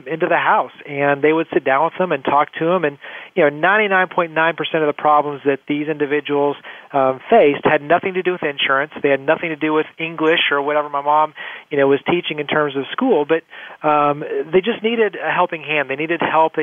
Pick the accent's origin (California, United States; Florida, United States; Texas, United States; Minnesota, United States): Texas, United States; Weatherford; So I grew up actually in Weatherford, Texas. So right outside of Dallas, Fort Worth